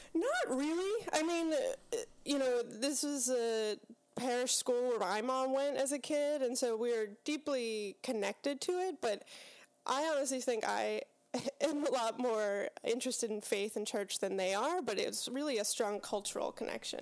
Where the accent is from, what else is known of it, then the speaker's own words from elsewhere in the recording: Pittsburgh, Pennsylvania, United States; So, I grew up in Pittsburgh, Pennsylvania, uh, Western P A.